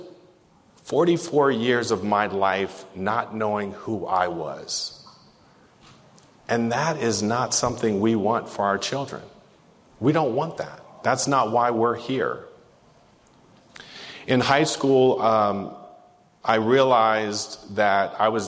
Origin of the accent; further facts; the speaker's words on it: San Diego, California, United States; I grew up here in Southeast San Diego